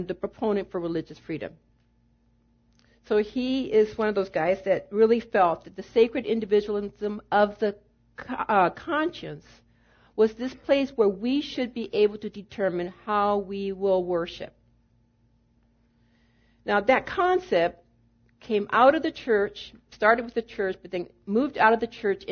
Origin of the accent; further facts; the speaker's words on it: United States; in the 28 years that I have been voting as an American citizen